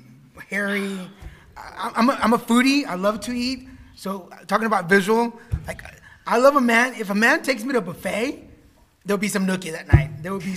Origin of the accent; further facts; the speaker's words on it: Texas, United States; I'm from Texas